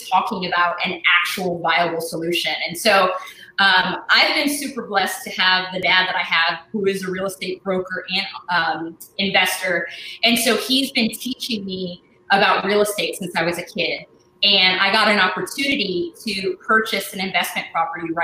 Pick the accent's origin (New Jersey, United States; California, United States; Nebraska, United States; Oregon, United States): Oregon, United States; Portland; I was born and raised in Portland, Oregon. I'm a West Coast girl